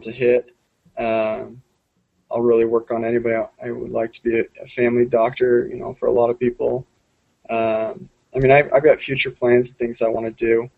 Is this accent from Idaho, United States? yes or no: yes; Idaho, United States; also born or lived in Utah; now in St. Louis, United States; I'll be headed back to Idaho